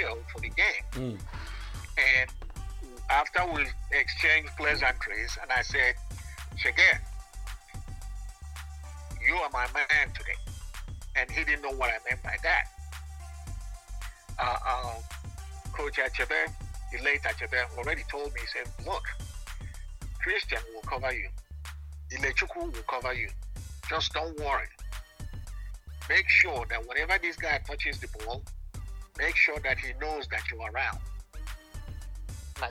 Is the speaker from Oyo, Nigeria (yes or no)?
no; Lagos, Nigeria; moved away as an adult; also born or lived in Enugu / United States; I was born in Lagos